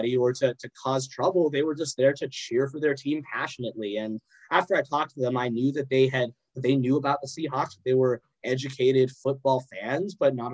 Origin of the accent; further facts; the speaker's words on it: Calgary, Alberta, Canada; I'm not actually from Wisconsin. I'm from Calgary